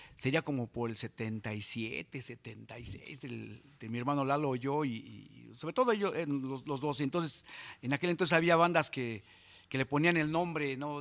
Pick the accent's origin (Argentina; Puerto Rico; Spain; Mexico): Mexico; San Juan Ixtenco, Tlaxcala; also born or lived in Texcoco; la banda de mi pueblo, o sea, de allá de San Juan Ixtenco, Tlaxcala